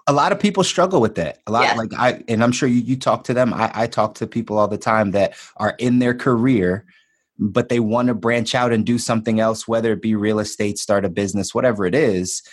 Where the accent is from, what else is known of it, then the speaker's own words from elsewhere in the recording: Philadelphia, Pennsylvania, United States; moved away as an adult; also born or lived in Miami / Los Angeles; I was born and raised in Philly